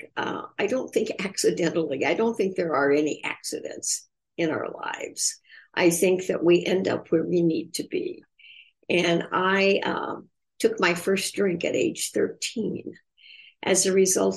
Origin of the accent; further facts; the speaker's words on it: Indiana, United States; growing up in Indiana